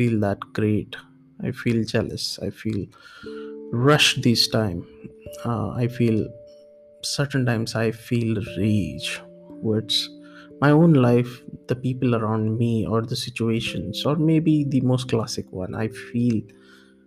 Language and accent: English; India; moved away as an adult; also born or lived in Singapore; I'm from India